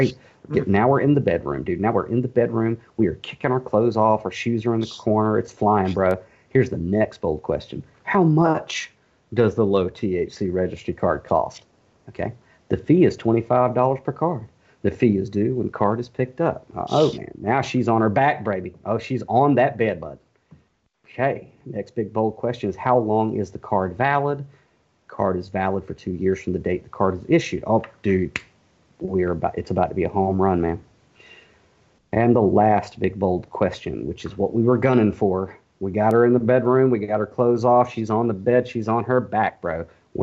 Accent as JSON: {"language": "English", "town": "Warner Robins", "region": "Georgia", "country": "United States", "accent": "Southern", "said": "I'm an author from Warner Robins, Georgia"}